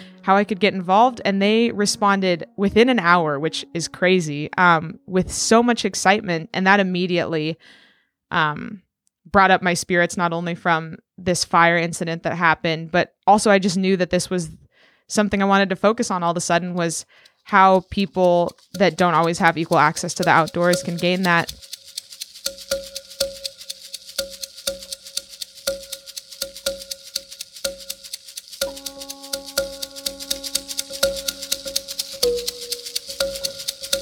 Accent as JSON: {"language": "English", "town": "Edgewood", "region": "Washington", "country": "United States", "tie": "born or raised there", "also_born_or_lived": "Chennai, India / Arunachal Pradesh, India", "said": "growing up in Washington, right in the base of this beautiful volcano, Mount Rainier"}